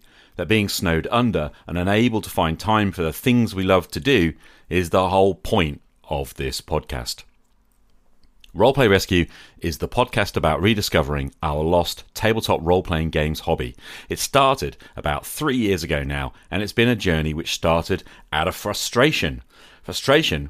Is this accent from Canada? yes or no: no; United Kingdom; I'm a British high school teacher